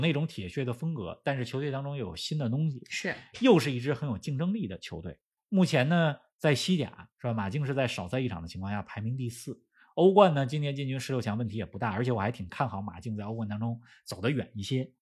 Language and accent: Chinese; China; 作为中国人